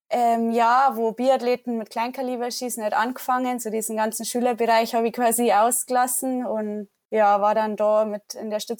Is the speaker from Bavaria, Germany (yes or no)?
yes; Wasserburg, Bavaria, Germany; now in Ruhpolding, Germany; oder mein Elternhaus ist in der Nähe von Wasserburg. Das ist eine gute Stunde von Ruppolding weg. Da bin ich auf dem Bauernhof aufgewachsen.